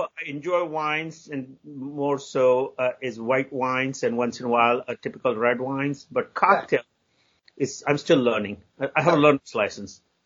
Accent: India; moved away as an adult; now in United States; I grew up in India, and Indian culture generally

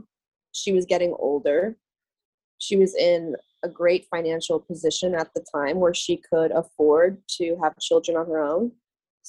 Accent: Boca Raton, Florida, United States; now in Tampa, United States; So I was born and raised in Boca Raton, Florida.

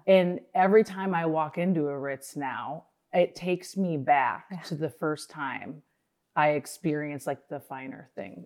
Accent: Minnesota, United States; I grew up in Minnesota.

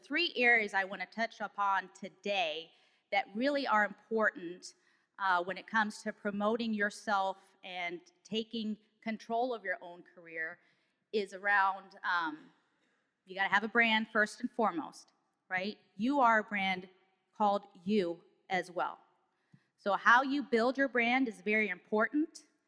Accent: Germany; also born or lived in Oklahoma City; now in Detroit, United States; Although I work here in Detroit in the Motor City, I'm actually from Oklahoma City. I'm really a military brat. And I was actually born and raised in Germany, and then I moved to Oklahoma due to Tinker Air Force Base

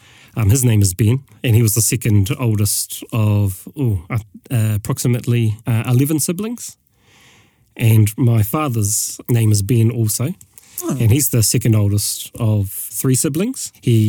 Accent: Waikanae, Wellington, New Zealand; also born or lived in Paraparaumu; I was raised in Wellington, Waikanae and Paraparaumu. I've lived there pretty much all of my life.

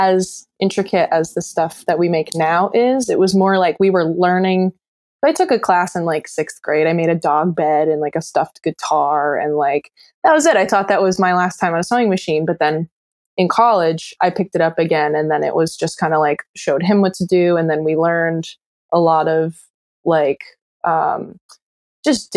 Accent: Scituate, Rhode Island, United States; moved away as an adult; also born or lived in Vermont; now in North Adams, United States; I grew up in Rhode Island, like 20 minutes outside of Providence, a town called Scituate.

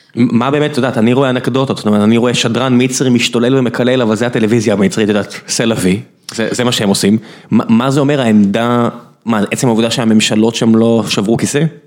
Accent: Beersheba, Southern District, Israel; אני באר שבעי

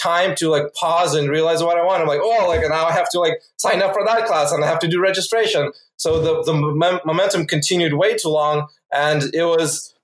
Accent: Phoenix, Arizona, United States; also born or lived in Ukraine; I originally am from Ukraine, but I moved to US when I was 8 years old, and growing up mostly in Phoenix

